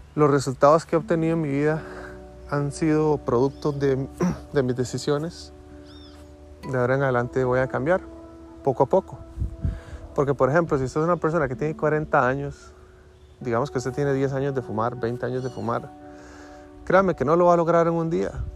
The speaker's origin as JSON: {"language": "Spanish", "country": "Costa Rica", "said": "Yo soy de Costa Rica"}